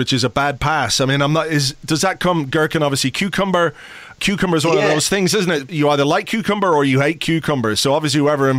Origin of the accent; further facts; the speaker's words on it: Ireland; being Irish